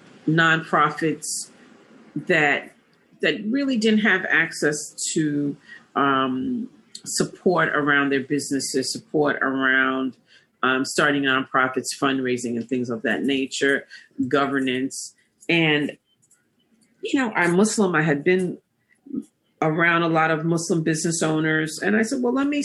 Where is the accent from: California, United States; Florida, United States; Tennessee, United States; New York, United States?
New York, United States; New York City; I'm born and raised in Harlem. I went to elementary schools in Harlem and actually graduated from high school in Harlem.